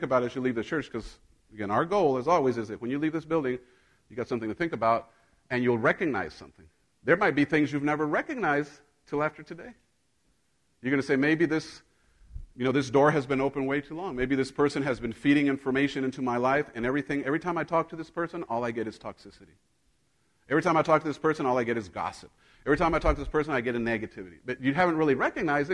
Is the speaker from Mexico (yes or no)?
yes; Mexico; moved away; I grew up in Mexico